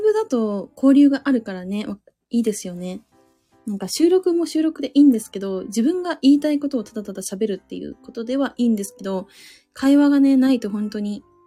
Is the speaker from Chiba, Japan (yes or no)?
no; Suzu, Ishikawa, Japan; accent: Suzu dialect; 私、あの、親と話すときめっちゃ方言出ちゃう